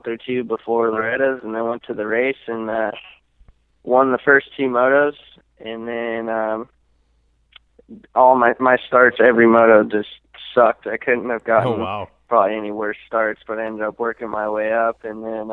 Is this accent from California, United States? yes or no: yes; Santa Clarita, California, United States; I actually just turned 22 last month, and then from Santa Clarita, California